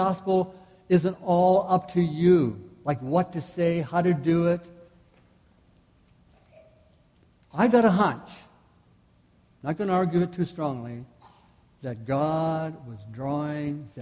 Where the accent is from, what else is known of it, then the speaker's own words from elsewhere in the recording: Manitoba, Canada; I'm from Manitoba